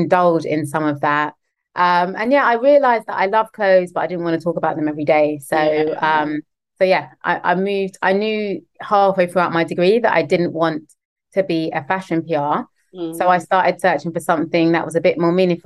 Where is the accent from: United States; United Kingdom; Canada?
United Kingdom; London; the schools I grew up in West London